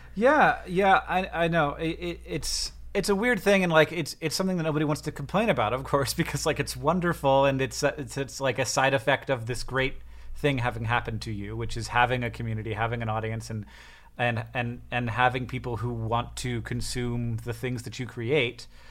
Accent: United States; I'm American

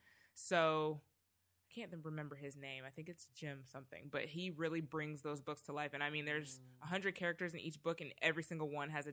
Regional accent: Canada; moved away; also born or lived in Trinidad; I mean, I'm originally Canadian.

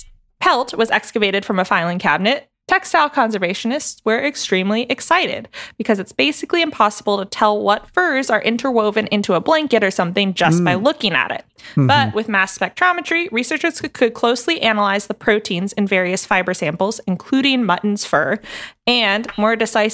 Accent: Pacific Northwest, United States; So I grew up in the Pacific Northwest, which is a loosely defined geographic region in Washington and Oregon in the U.S. and British Columbia in Canada.

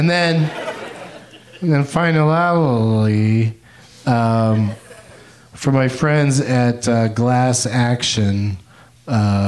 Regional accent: California, United States; I'm from California

